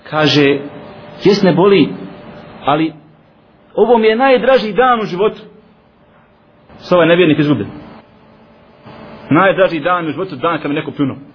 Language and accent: Croatian; Bosnia & Herzegovina; kod nas u Bosni